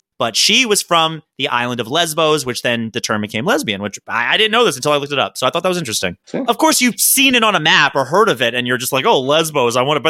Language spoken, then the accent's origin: English; Maryland, United States; That's just purely because I'm from Maryland, right?